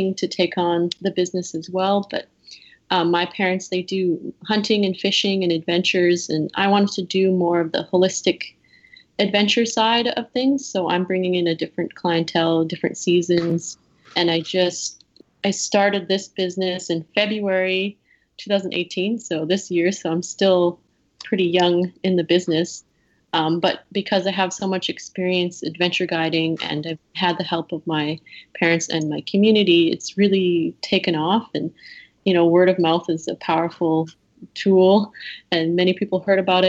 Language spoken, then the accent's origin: English; Cumberland House, Saskatchewan, Canada; my hometown Cumberland House